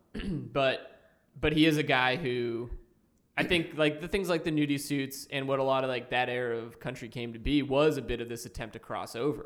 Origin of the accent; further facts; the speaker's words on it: Boston, Massachusetts, United States; in Boston, where I'm from